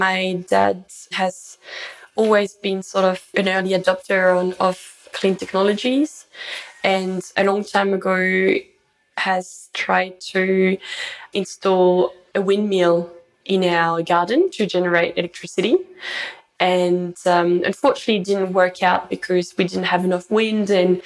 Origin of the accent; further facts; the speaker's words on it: France; moved away as an adult; now in Brisbane, Australia; I grew up in the French Alps in the mountains.